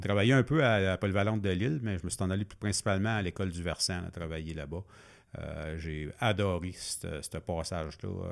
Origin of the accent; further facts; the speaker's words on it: Masson-Angers, Quebec, Canada; sortir de mon patelin de, hein. maçon